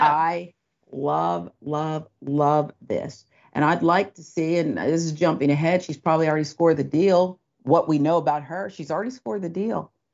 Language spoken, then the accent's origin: English; Philadelphia, Pennsylvania, United States; born or raised there